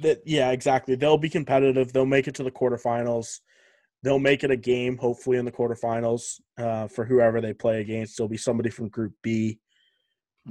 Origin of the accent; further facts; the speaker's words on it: Canada; being Canadian